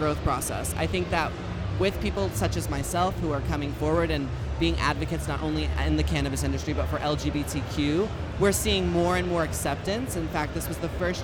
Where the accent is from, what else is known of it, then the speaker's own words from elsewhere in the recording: Texas, United States; I'm a Texas hoe